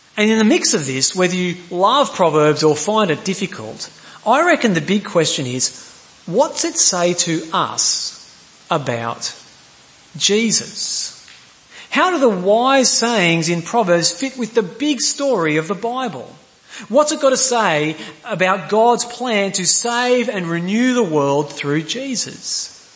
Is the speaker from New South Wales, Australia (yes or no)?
no; Queensland, Australia; I'm a Queenslander